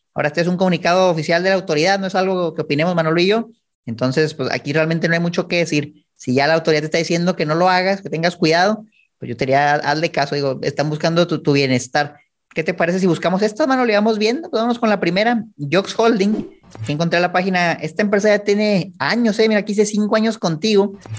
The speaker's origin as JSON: {"language": "Spanish", "region": "Chihuahua", "country": "Mexico", "said": "yo soy de Chihuahua"}